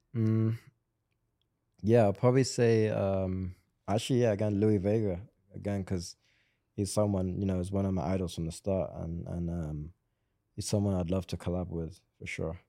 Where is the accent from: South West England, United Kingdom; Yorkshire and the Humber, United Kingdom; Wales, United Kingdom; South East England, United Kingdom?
South West England, United Kingdom; Swindon; I'm actually from Swindon